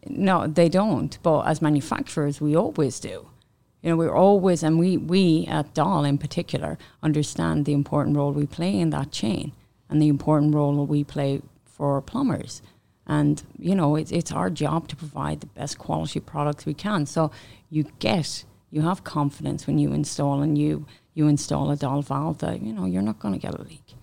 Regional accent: Ireland; moved away as an adult; also born or lived in Manchester, United Kingdom; now in Canada; I worked in Ireland before, and then I moved to the U K.

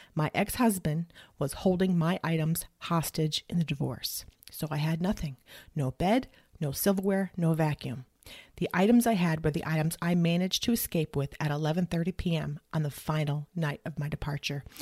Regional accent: New England, United States; now in Dallas-Fort Worth, Texas, United States; Originally, I'm from New England, and I grew up in a Pentecostal Evangelical Church

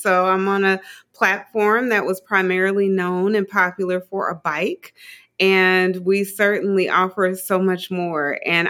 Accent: Dayton, Ohio, United States; I'm from Dayton, Ohio, small town, Dayton, Ohio.

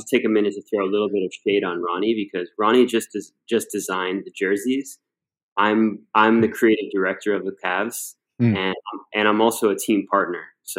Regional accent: Cleveland, Ohio, United States; People obviously knew that I was from Cleveland

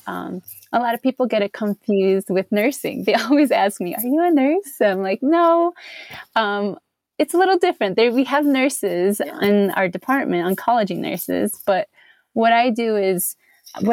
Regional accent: Chicago, Illinois, United States; moved away as an adult; now in Colorado Springs, United States; I grew up here in Chicago in America

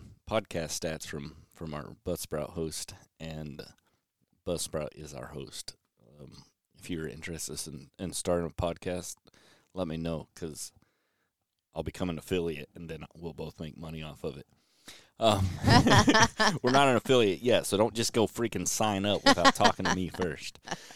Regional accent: Germany; born there; And I was born in Germany.

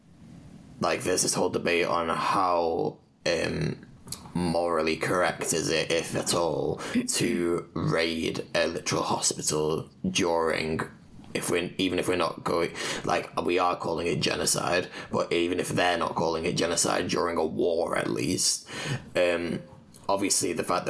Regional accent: Scotland, United Kingdom; now in Zurich, Switzerland; I'm originally from Scotland, but I'm half Punjabi from my dad's side. I'm also based in Zurich at the moment

